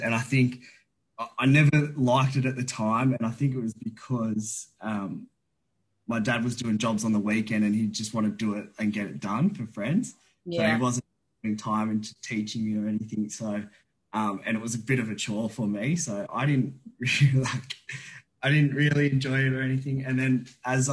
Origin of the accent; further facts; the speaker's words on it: Blue Mountains, New South Wales, Australia; growing up in the Blue Mountains.